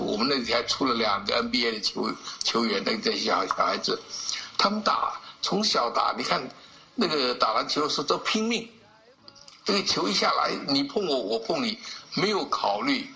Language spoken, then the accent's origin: Chinese; China; 对我们这个中国人来讲